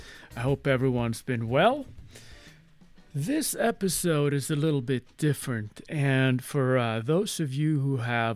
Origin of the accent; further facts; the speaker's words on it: Sweden; English is a second language; my native Sweden